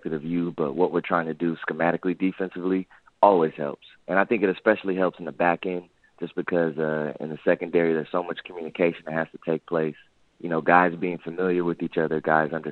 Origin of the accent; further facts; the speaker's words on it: Sacramento, California, United States; Back in my hometown in Sacramento, California